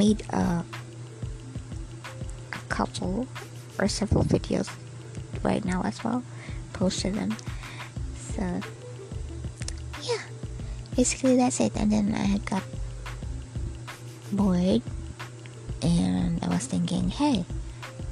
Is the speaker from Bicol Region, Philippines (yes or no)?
no; Bohol, Central Visayas, Philippines; now in Dumaguete City, Philippines; So I'm a Filipino. I'm born here in the Philippines, in Bohol, Philippines. But I'm working here in Dumaguete City.